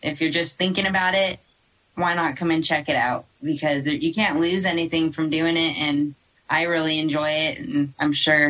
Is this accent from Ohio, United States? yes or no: no; California, United States; moved away as an adult; now in Colorado, United States; So I was born and raised in California. I've been in Colorado about 2 years now.